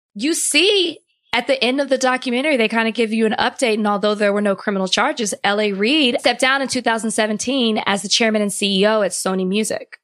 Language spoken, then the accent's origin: English; Texas, United States; moved away; I'm from Texas